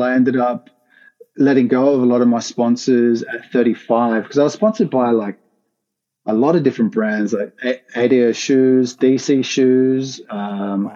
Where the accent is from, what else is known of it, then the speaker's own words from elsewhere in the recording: Sydney, New South Wales, Australia; moved away as an adult; also born or lived in Rockdale; now in Brisbane, Australia; born and raised in Sydney. I came to Brisbane a year ago